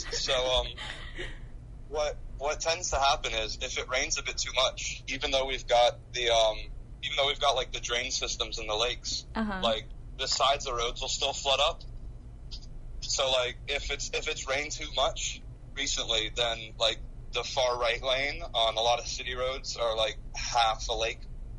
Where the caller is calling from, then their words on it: Miami, Florida, United States; I'm calling from Miami, Florida.